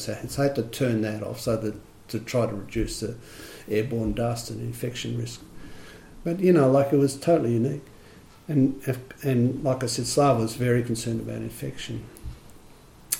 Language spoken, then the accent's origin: English; Australia; as an Australian, you know, wasn't used to speaking a second language